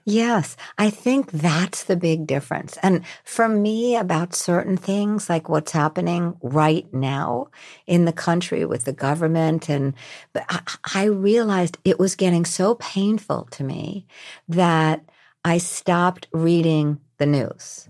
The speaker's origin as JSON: {"language": "English", "region": "New York", "country": "United States", "said": "I'm from New York."}